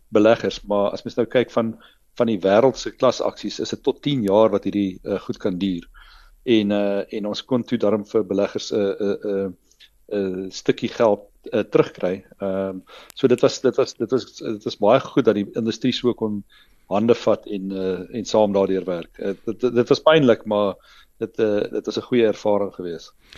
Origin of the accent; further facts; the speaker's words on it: Meyerton, Gauteng, South Africa; ek het uh, groot geword op 'n klein dorpie Meyerton, uh, daar in naby naby so hier syd van Johannesburg.